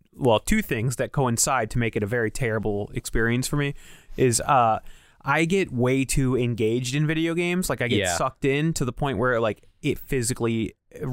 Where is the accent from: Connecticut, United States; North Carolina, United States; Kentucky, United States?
Connecticut, United States; we're from Connecticut.